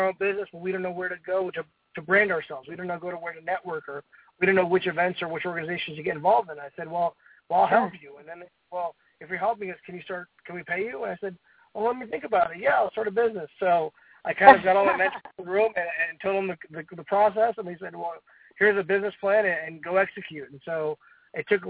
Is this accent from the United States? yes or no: yes; New Jersey, United States; now in Tampa, United States; I grew up in New Jersey and my family is Indian